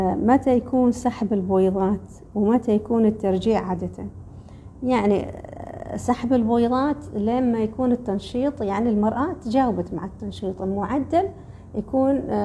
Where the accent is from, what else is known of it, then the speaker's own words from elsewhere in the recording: Oman; عندنا في الخليج مالة في عمان في الخليج